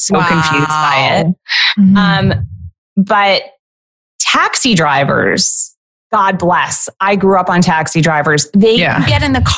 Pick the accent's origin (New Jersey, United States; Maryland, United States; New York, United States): New York, United States; New York City; I was raised in the crack era yeah. of New York City